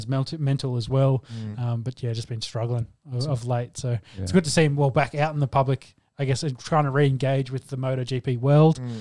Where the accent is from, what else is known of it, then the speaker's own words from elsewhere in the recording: Australia; as an Aussie, as a former world champion and an Australian